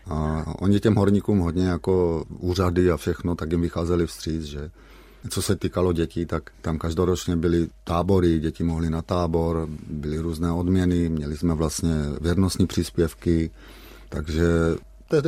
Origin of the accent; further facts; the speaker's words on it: Šternberk, Olomouc Region, Czechia; born there; Já jsem se narodil ve Šternberku, maminka potom bydlela v Lomouci, maminka mě měla za svobodná